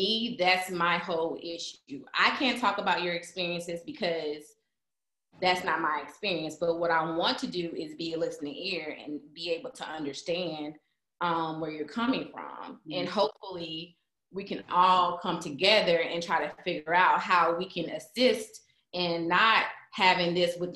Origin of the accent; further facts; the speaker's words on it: Mississippi, United States; I grew up in Mississippi